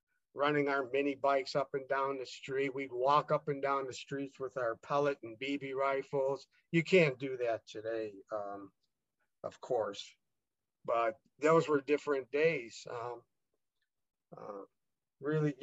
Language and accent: English; Chicago, Illinois, United States; I was born and raised Catholic in Chicago